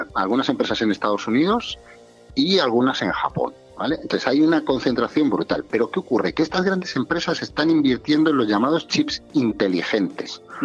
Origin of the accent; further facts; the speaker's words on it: Zamora, Castile and León, Spain; la, carretera de mi pueblo, en Zamora